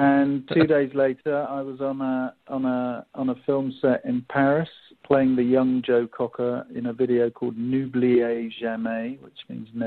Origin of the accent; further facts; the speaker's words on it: England, United Kingdom; accent: English; now in Seattle, United States; my English accent